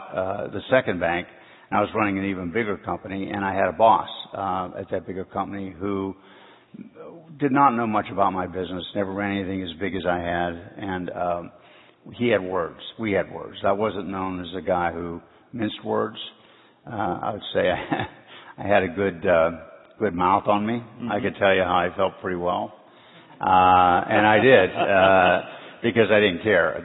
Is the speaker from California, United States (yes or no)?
no; Canonsburg, Pennsylvania, United States; moved away as an adult; now in Cincinnati, United States; I'm from Pittsburgh, Pennsylvania, small town, Cannonsburg. I grew up in a blue-collar family